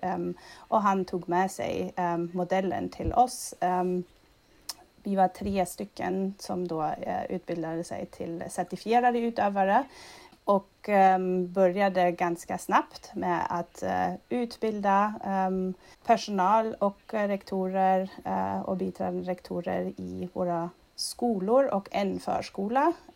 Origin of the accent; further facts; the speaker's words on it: Germany; Swedish is a second language; moved away as an adult; also born or lived in Berlin / Madrid; now in Sweden; jag är född och uppvuxen i Tyskland